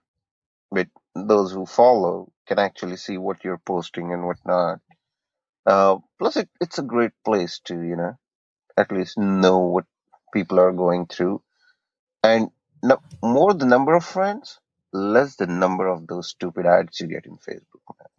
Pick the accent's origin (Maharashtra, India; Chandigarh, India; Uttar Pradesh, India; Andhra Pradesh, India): Maharashtra, India; Buldhana; moved away as an adult; also born or lived in Chikhali, India / Akola, India; now in Columbus, United States; moved back to my hometown, Buldana